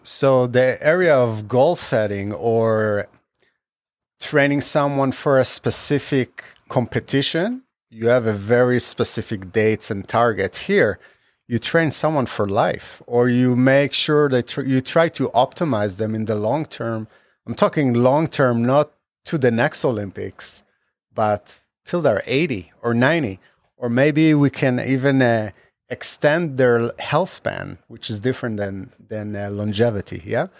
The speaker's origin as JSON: {"language": "English", "country": "Israel", "tie": "born or raised there", "moved": "yes", "said": "When I grew up in Israel"}